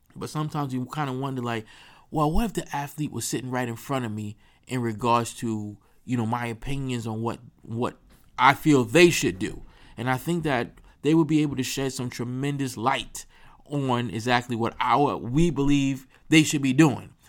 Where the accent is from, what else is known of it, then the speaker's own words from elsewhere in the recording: New York, United States; I'm from New York